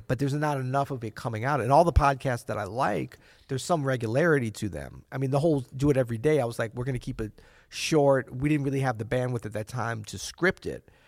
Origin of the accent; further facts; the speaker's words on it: St. Louis, Missouri, United States; moved away as an adult; also born or lived in New Orleans; my wife and I grew up in Saint Louis